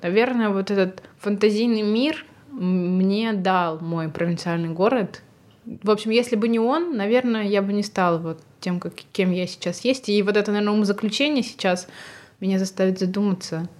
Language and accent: Russian; Shakhtinsk, Karaganda Region, Kazakhstan; moved away; я родилась вообще в Казахстане и в маленьком городе, где всего 70 тысяч человек населения